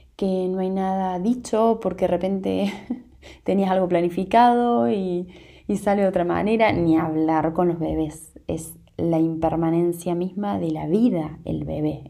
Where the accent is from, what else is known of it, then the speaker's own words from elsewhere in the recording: Argentina; also born or lived in Córdoba Province; en mi país estamos en, en momento de elecciones